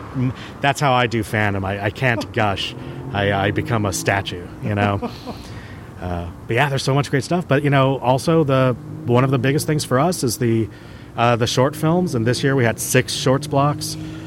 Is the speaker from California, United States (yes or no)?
yes; San Diego, California, United States; I grew up in San Diego, so KTLA 5.